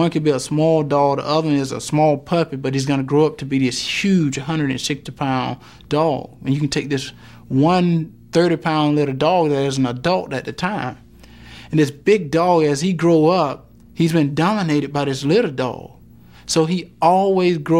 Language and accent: English; Wrightsville, Georgia, United States; growing up in Wrightsville, Georgia